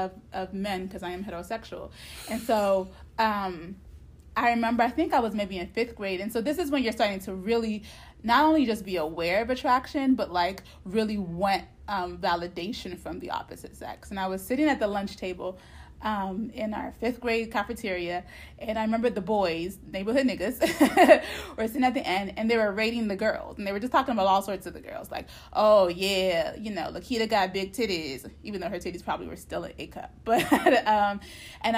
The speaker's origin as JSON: {"language": "English", "country": "United States", "tie": "born or raised there", "said": "I was raised in America"}